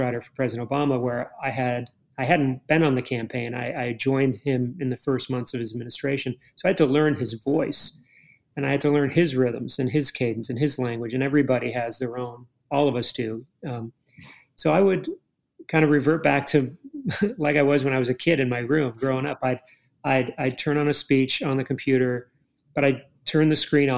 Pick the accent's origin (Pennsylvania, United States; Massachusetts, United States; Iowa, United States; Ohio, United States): Massachusetts, United States; Cape Cod; I grew up on Cape Cod